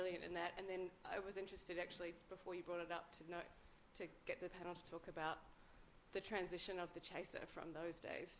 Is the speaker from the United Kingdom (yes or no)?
no; New Zealand; now in Australia; as a New Zealander who didn't grow up with Mr. Squiggle